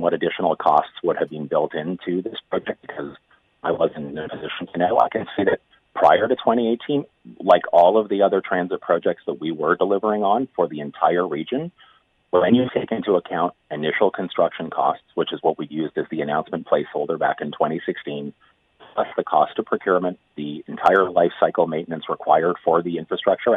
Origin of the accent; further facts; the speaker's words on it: Vaughan, Ontario, Canada; I'm sitting in Queen's Park and I'm from Vaughan